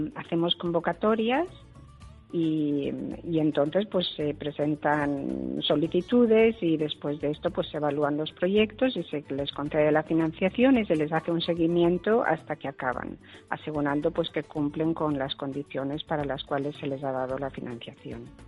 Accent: Menorca, Balearic Islands, Spain; moved away as an adult; also born or lived in United States / France / Syria / Italy; now in Brussels, Belgium; soy menorquina y vivo en Bruselas

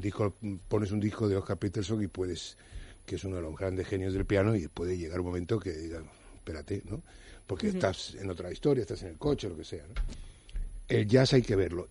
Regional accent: Cuba; soy cubano, que también nos damos mucho autobombo, pero no soy argentino

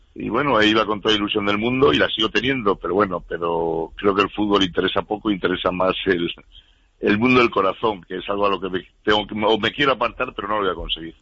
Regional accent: Cantabria, Spain; now in Madrid, Spain; los 102 municipios que tiene mi tierra, Cantabria. Como yo soy un enamorado de Cantabria

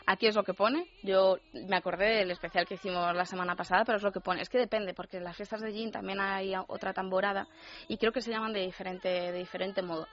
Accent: Yecla, Region of Murcia, Spain; en mi tierra, en Yecla, en Murcia

